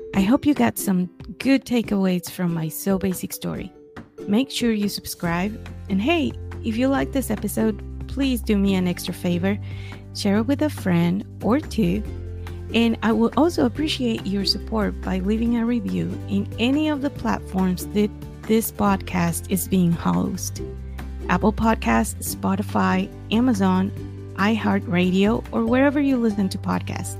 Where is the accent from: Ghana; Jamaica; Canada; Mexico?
Mexico; now in Texas, United States; I was born and raised in Mexico